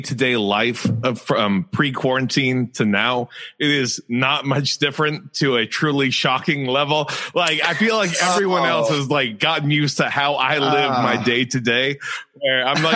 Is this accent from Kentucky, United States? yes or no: no; Texas, United States; I'm from Texas